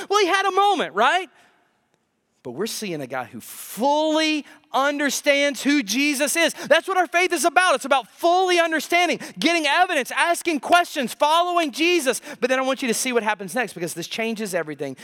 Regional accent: United States; also born or lived in the South; we're American Christians. We're in the South

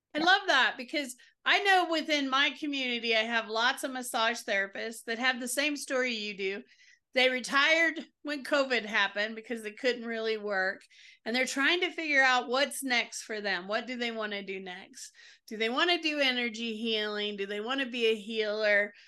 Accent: the South, United States; I'm from the South

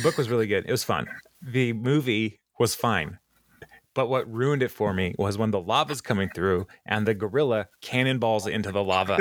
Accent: United States; I'm an American.

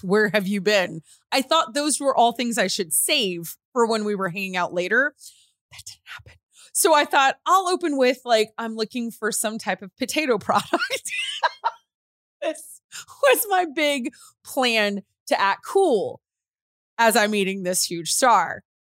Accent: Natchitoches, Louisiana, United States; we're from Natchitoches, Louisiana

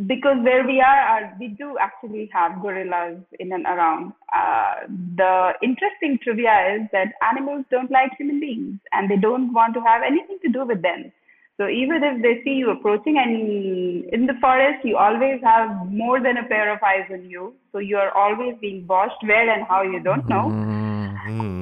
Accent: India; born or raised there; moved away as an adult; now in Republic of the Congo

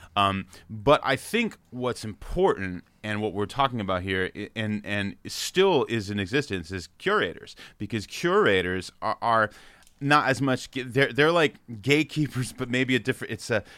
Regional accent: Freehold, New Jersey, United States; also born or lived in New York City; I grew up in New Jersey about an hour in between New York

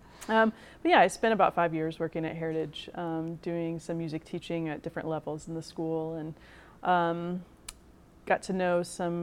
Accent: Louisville, Kentucky, United States; moved away as an adult; now in Indianapolis, United States; I'm originally from Louisville, Kentucky. You can probably tell by the way I say it.

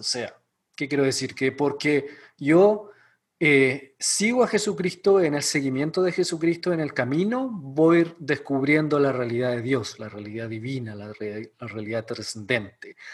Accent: Chile; moved away as an adult; also born or lived in Ecuador; now in Elkhart, United States; soy chileno. Eh, viví casi toda mi vida en Chile

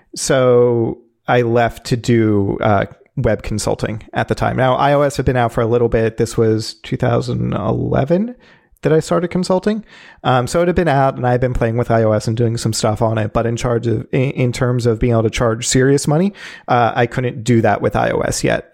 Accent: Philadelphia, Pennsylvania, United States; where I am from is the Philadelphia area, now living in Philadelphia proper

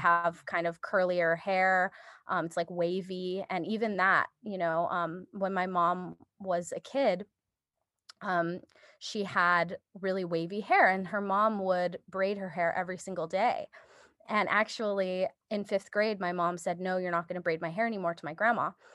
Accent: Japan; moved away; I was born in Japan

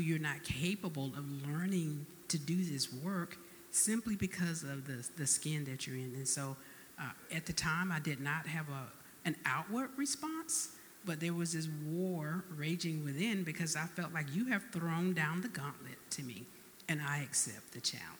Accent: Albany, Georgia, United States; now in Texas, United States; I, was born and raised in Albany, Georgia

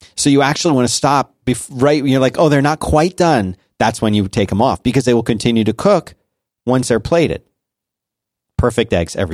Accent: Abington, Pennsylvania, United States; Right by Germantown, Abington.

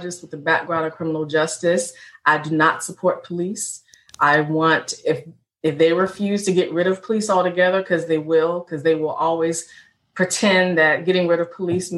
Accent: Richmond, Virginia, United States; I'm an African Black woman born and raised in Richmond, VA, Second Capital Confederacy

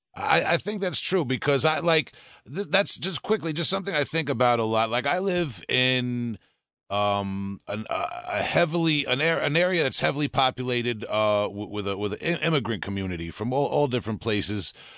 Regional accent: New York, United States; I'm from New York

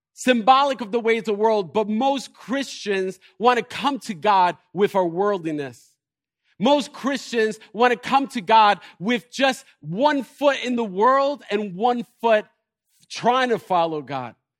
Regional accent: Elizabeth, New Jersey, United States; I am from Elizabeth

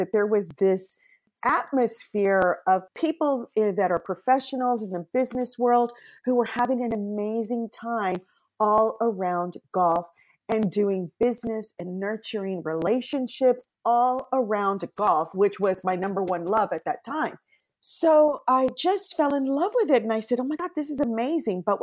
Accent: Mexico; moved away as an adult; now in California, United States; I am an immigrant from Mexico

